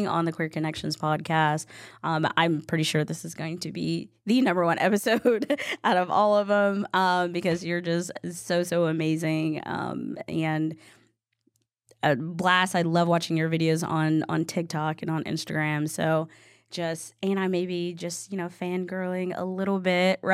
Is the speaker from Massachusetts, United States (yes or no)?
no; East Texas, United States; I grew up in the Bible Belt of East Texas